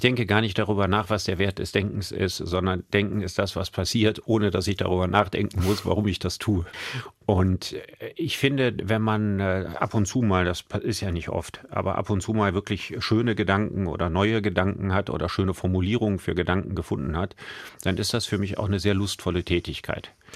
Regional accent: Solingen, North Rhine-Westphalia, Germany; now in Düsseldorf, Germany; Ich hab den aber in Solingen gemacht. Also da, wo ich aufgewachsen bin

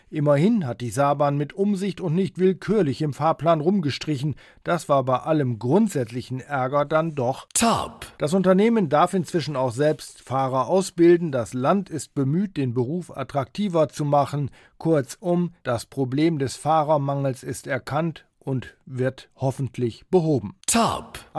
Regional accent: Saarland, Germany; Wir sind als Saarländer einfach begeistert.

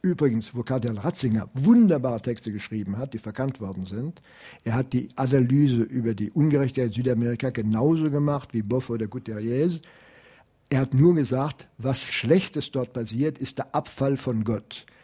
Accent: Prague, Czechia; Ich komme aus Prag, Jan Hus ist ein Begriff natürlich auch für jeden heutigen Zessen.

